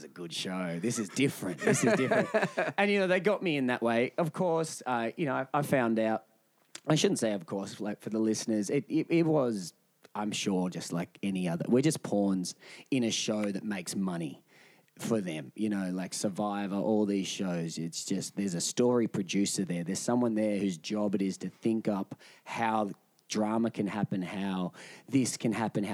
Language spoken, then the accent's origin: English; Shepparton, Victoria, Australia; growing up in Shepparton